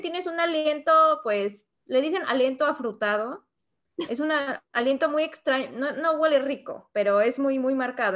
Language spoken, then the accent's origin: Spanish; Mexico; moved away as an adult; also born or lived in Spain; now in United States; soy de México soy ilustradora